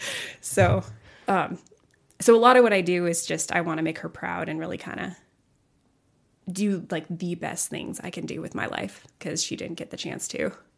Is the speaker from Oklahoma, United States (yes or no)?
no; Colorado Springs, Colorado, United States; also born or lived in Pueblo, Colorado; I was born in Colorado Springs